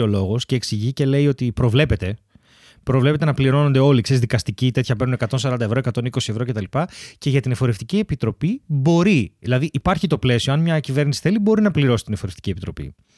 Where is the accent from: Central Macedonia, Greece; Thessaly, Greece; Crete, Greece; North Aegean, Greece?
Thessaly, Greece; Larissa; now in Athens, Greece; στη Λάρισα, στο χωριό μου